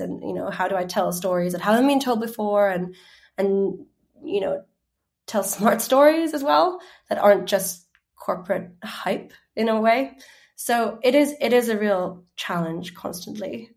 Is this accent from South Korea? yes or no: no; Finland; And I grew up in Finland, but I'm half Chinese